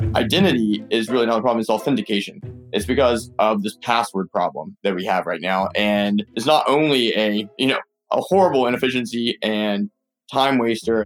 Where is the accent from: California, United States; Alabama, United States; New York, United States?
Alabama, United States; Birmingham; moved away; also born or lived in Claremont / Mountain View; I grew up in Birmingham, Alabama